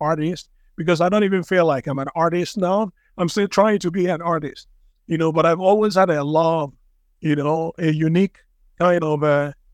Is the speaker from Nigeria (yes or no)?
yes; Nigeria; moved away as an adult; also born or lived in Idaho, United States / Utah, United States; now in Georgia, United States; originally I'm from Nigeria. You know, that's where I was born. I came to this country, America, in 1989